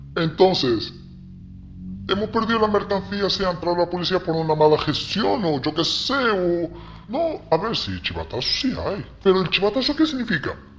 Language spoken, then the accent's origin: Spanish; Morocco; Spanish is a second language; also born or lived in Ceuta / Marbella; now in Spain; yo en ese momento ya teníamos internet en Marruecos